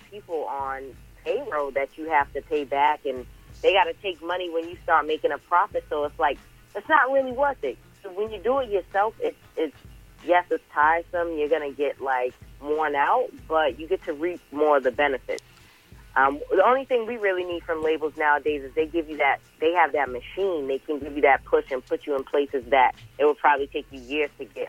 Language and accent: English; Boston, Massachusetts, United States; also born or lived in Georgia; And I'm from Boston, Mass., but I also grew up in Georgia, and I have family from Jamaica as well.